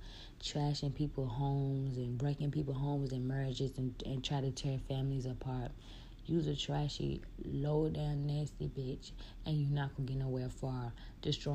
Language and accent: English; Richmond, Virginia, United States; I'm from Richmond